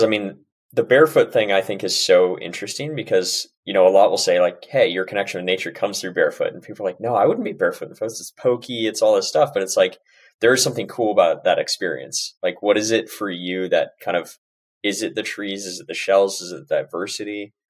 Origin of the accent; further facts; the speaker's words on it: Bay Area, California, United States; moved away; also born or lived in Tempe, Arizona; growing up in the Bay Area also